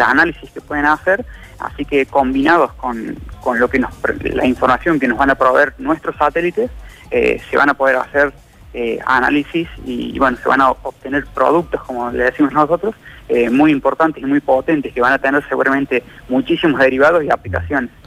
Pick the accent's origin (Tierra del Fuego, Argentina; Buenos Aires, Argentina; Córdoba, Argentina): Córdoba, Argentina; Villa Dolores; Yo soy de Villa Dolores